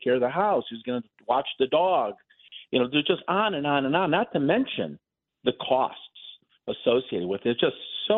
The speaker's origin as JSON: {"language": "English", "region": "Texas", "country": "United States", "said": "Texas, my home state"}